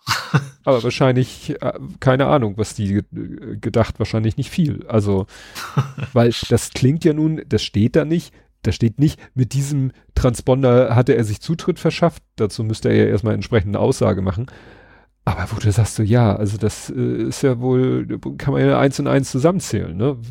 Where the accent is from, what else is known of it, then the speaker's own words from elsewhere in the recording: Hamburg, Germany; noch so im Dunstkreis von da, da, wo ich aufgewachsen bin